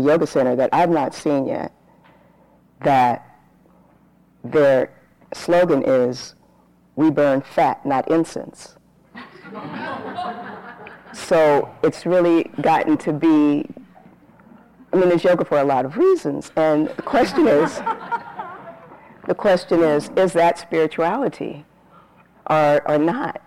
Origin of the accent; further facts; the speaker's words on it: San Bernardino, California, United States; So I grew up in Southern California. I lived outside of LA, a smaller town